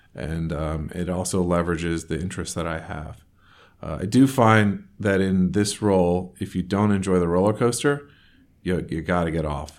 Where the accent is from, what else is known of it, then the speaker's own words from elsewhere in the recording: North Carolina, United States; moved away as an adult; also born or lived in Raleigh, North Carolina / the Northeast; now in Portland, United States; I actually grew up in North Carolina but not in. I, I was living in Raleigh, North Carolina, and grew up about 45 minutes from there